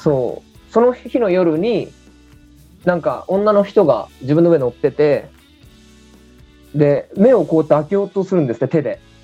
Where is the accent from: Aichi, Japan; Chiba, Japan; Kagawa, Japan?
Chiba, Japan; 地元僕千葉なんですけども。